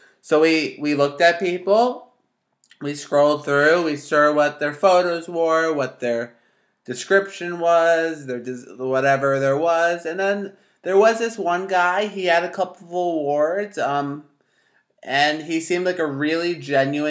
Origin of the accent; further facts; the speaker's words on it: New Jersey, United States; I'm from North Jersey